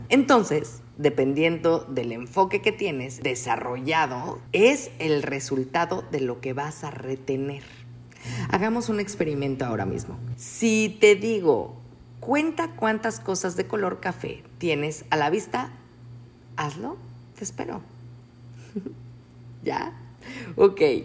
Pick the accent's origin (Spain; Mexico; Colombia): Mexico; Nosotros, como mexicanos orgullosos